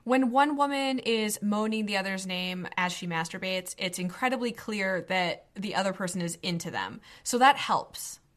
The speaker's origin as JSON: {"language": "English", "region": "Northeast", "country": "United States", "tie": "born or raised there", "said": "as a millennial American woman growing up in the Northeast in middle class"}